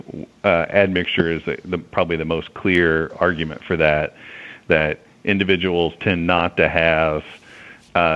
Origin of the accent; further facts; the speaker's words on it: the South, United States; I'm from the South